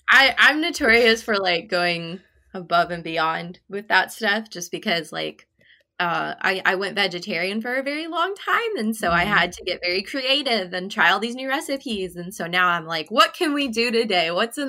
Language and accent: English; Illinois, United States; moved away as an adult; also born or lived in Nebraska; now in Mississippi, United States; we grew up in the Midwest in Illinois. Mm-hmm. We lived in Nebraska for 6 years.